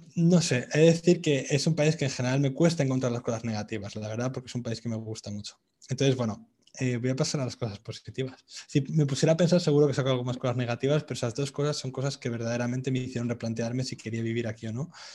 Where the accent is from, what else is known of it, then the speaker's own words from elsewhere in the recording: Madrid, Community of Madrid, Spain; moved away as an adult; also born or lived in England; now in Vietnam; en Madrid, de donde yo soy